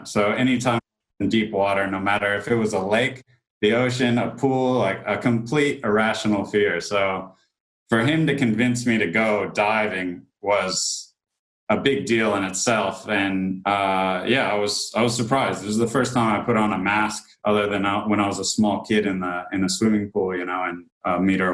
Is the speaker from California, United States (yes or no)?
yes; Carmel, California, United States; moved away; also born or lived in Sydney, Australia; I was born in California